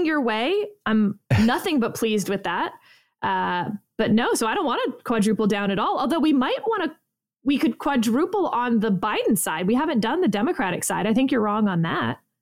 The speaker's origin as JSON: {"language": "English", "region": "Texas", "country": "United States", "tie": "born or raised there", "said": "growing up in Texas"}